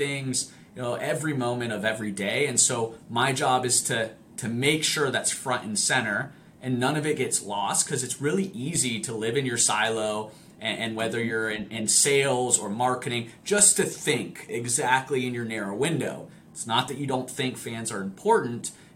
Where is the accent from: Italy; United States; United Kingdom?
Italy; moved away; I grew up in Italy. I grew up playing the sport.